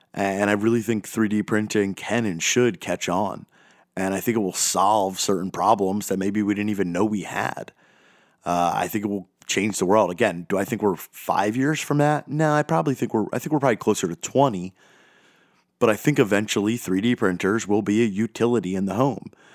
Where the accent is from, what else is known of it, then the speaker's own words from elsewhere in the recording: United States; I'm speaking as an American